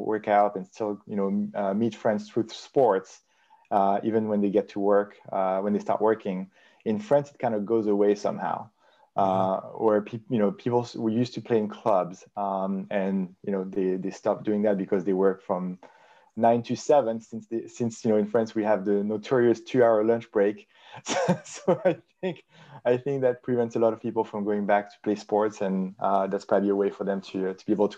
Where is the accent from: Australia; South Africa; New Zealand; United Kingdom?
South Africa; So Nico, I'm from South Africa